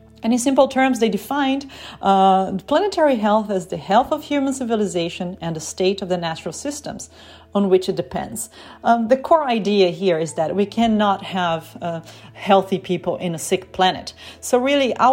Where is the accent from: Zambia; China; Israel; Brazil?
Brazil; now in Berlin, Germany; I'm speaking from Germany, even though I'm from Brazil